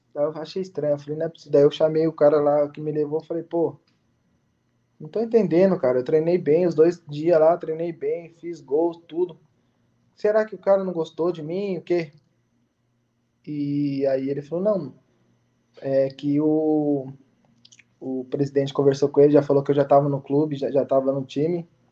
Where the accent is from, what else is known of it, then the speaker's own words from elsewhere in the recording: Bragança Paulista, São Paulo, Brazil; moved away as an adult; now in Nicaragua; Eu sou de Bragança Paulista, São Paulo